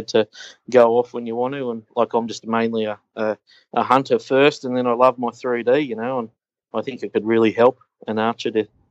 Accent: Australia; accent: Australian; our Australian accent

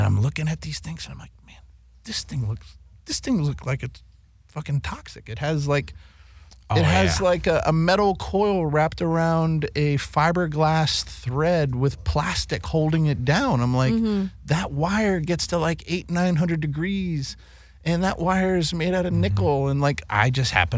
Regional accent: East Coast, United States; I grew up in a house on the East Coast and an Italian household on the East Coast

